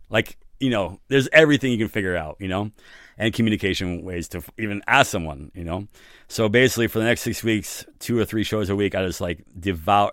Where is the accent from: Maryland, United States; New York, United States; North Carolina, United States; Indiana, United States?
New York, United States; New York City; moved away; also born or lived in San Francisco; I'm originally from New York City